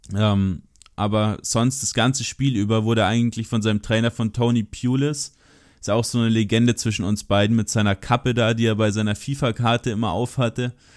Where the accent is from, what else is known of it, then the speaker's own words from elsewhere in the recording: Germany; ich bin aus Deutschland